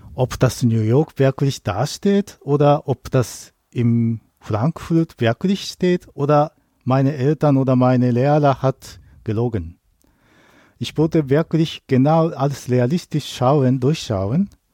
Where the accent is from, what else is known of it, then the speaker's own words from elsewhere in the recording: Tsukuba, Ibaraki, Japan; German is a second language; moved away as an adult; now in Germany; Ich komme aus Tokio, äh, näher von Tokio, aber meine Heimat heißt Tsukuba, also kleiner Dorf.